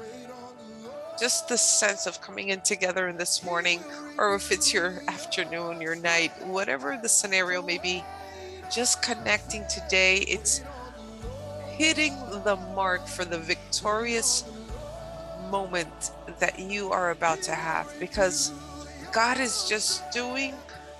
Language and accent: English; New York, United States; I'm a New Yorker. My parents are from Colombia.